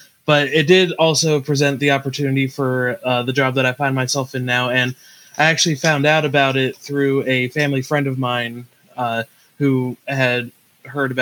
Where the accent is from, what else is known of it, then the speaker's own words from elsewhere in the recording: Kent, Ohio, United States; I pretty much was born and raised in the Kent area, which is why I wound up going to Kent State